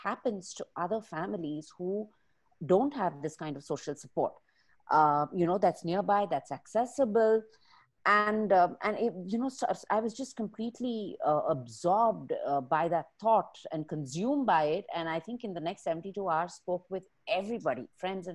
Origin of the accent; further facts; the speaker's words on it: Bangalore, Karnataka, India; I am from Bangalore. My roots are here, which means my parents are here